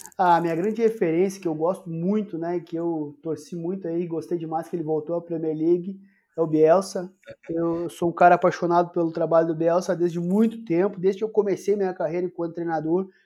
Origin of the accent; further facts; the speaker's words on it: Santiago, Rio Grande do Sul, Brazil; moved away; also born or lived in Porto Alegre / Belo Horizonte; Eu sou de Santiago, lá onde tem a Copa Santiago